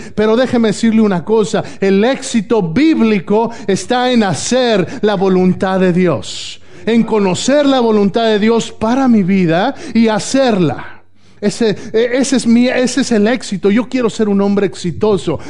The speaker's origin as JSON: {"language": "Spanish", "country": "Mexico", "tie": "born or raised there", "moved": "yes", "said": "Si yo estoy en México, en mi país natal"}